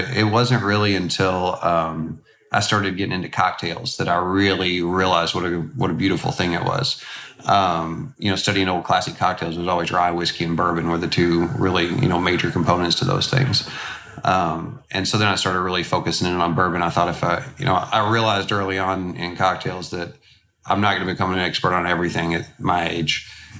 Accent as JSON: {"language": "English", "town": "Louisville", "region": "Kentucky", "country": "United States", "tie": "born or raised there", "said": "growing up in Louisville, it's just always around."}